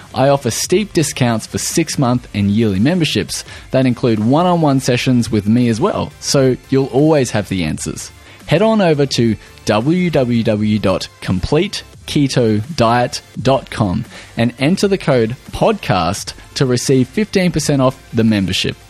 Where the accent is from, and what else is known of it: Australia